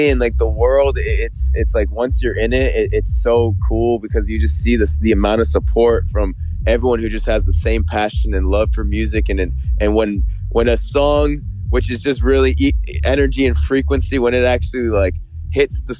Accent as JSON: {"language": "English", "town": "Toronto", "region": "Ontario", "country": "Canada", "tie": "born or raised there", "said": "We grew up in Canada"}